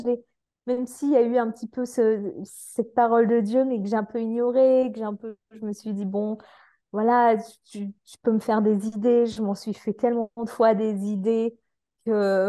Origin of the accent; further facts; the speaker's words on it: France; en tant que Français